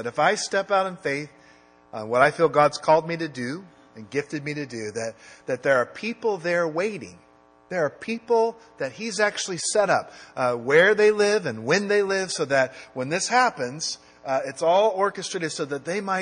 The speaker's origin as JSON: {"language": "English", "country": "United States", "said": "I'm an American"}